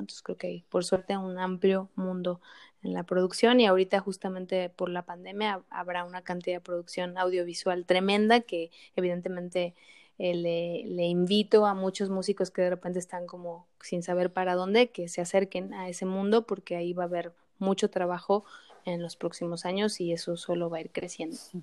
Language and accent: Spanish; Mexico; como personas, como mujeres, como mexicanas, como artistas